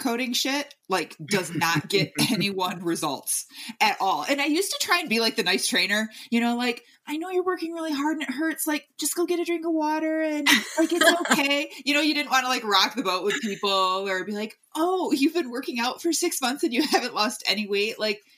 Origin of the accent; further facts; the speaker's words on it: Michigan, United States; I'm from Michigan, so we had basements there